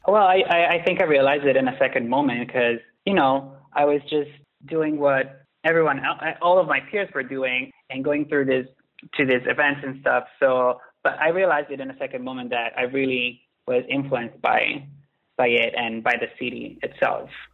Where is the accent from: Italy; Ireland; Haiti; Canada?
Italy; Milan, Lombardy; moved away as an adult; also born or lived in London; now in New York, United States; growing up in Milan